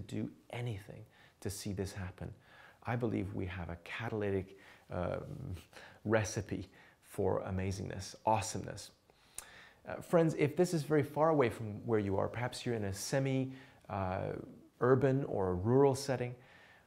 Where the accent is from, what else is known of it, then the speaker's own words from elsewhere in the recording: Canada; also born or lived in England; now in Montreal, Canada; we then sensed the Lord calling us to Canada, back to my hometown